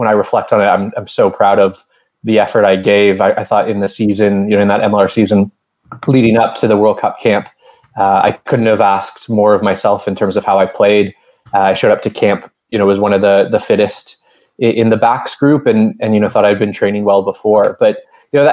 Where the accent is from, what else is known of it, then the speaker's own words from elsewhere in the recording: Calgary, Alberta, Canada; also born or lived in Toronto; I grew up in Calgary, close to the Rockies